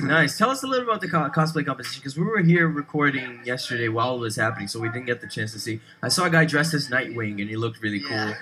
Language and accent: English; Brazil; moved away; I grew up in Brazil